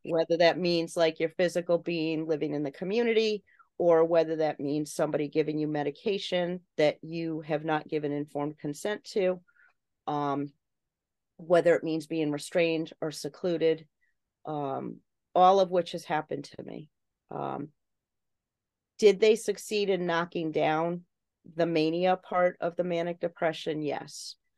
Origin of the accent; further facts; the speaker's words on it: Connecticut, United States; my home state of Connecticut